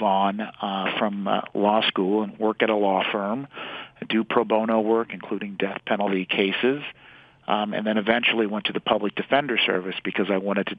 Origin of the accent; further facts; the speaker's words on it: Washington, District of Columbia, United States; also born or lived in Haiti; I grew up in the District of Columbia